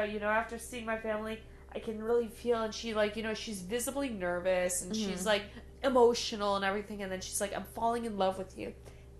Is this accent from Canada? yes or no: yes; Canada; I'm so proud to be Canadian.